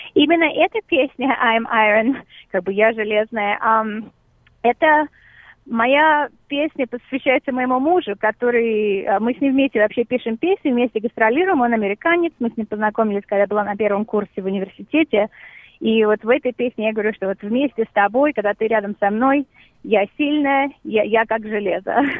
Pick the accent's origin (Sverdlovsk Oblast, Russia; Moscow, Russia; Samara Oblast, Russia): Moscow, Russia; moved away; Я выросла, да, в Москве, совсем недалеко от Новодевичьего монастыря